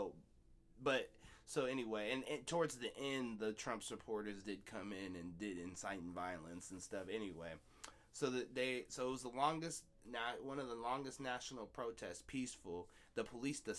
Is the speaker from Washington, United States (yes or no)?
yes; Seattle, Washington, United States; growing up in Seattle